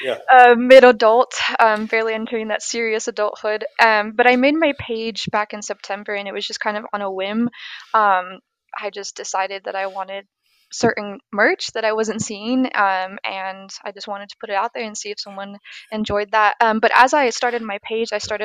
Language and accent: English; Orange County, California, United States; moved away as an adult; now in Texas, United States; I was in Orange County